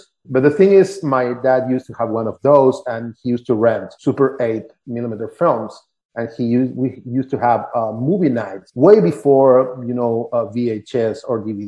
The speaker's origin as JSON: {"language": "English", "region": "Buenos Aires", "country": "Argentina", "tie": "born or raised there", "said": "I grew up in Buenos Aires, Argentina."}